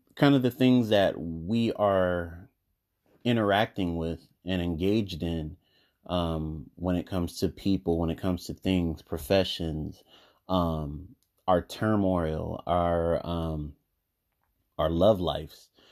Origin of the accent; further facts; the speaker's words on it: United States; I'm African American